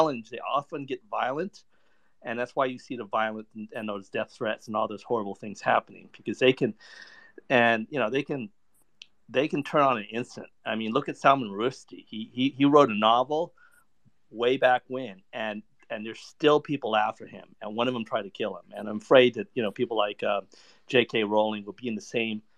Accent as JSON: {"language": "English", "country": "United States", "said": "I'm American."}